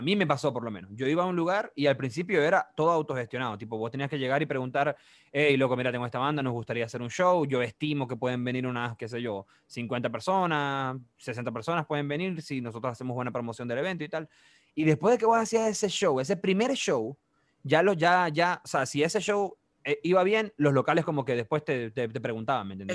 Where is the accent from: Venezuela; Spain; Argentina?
Venezuela; now in Chile; siendo venezolanos